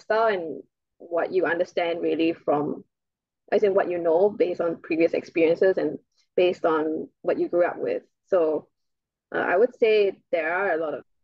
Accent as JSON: {"language": "English", "country": "Singapore", "said": "being Singaporean, I'm into real estate in general"}